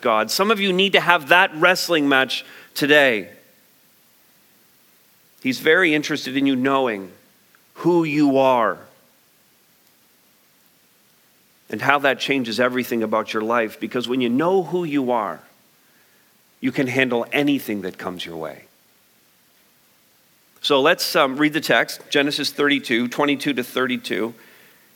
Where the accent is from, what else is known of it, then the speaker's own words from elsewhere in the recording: Montreal, Quebec, Canada; moved away; also born or lived in London, Ontario / St. Thomas, Ontario; I might say I'm Canadian. I might say that I was born in Montreal. I might say I went to school in London. I might say I lived in St. Thomas for 20-some years.